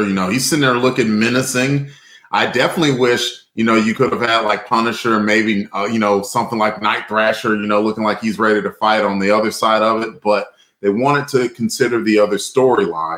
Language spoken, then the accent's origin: English; the South, United States; we're from the South